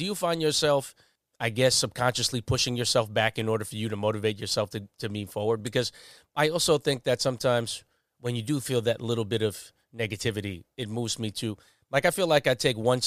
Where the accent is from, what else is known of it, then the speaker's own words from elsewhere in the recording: Long Island, New York, United States; I was just from Long Island